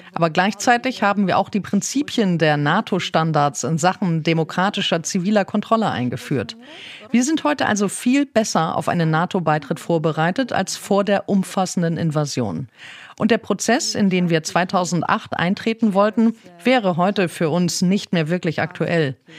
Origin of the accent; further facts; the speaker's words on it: Ukraine; in meiner Heimatstadt